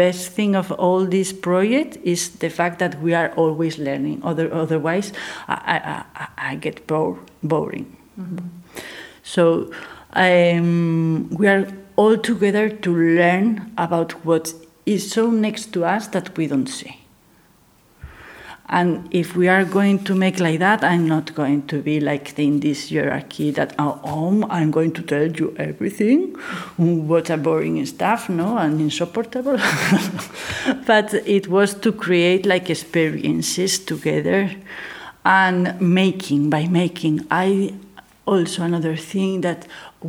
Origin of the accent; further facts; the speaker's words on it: Gijón, Asturias, Spain; I'm from Gijón, so I'm from here